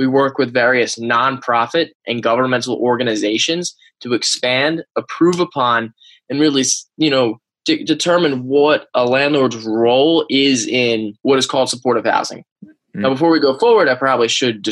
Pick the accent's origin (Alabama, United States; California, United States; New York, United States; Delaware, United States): Delaware, United States; Wilmington; I grew up right outside of Wilmington, Delaware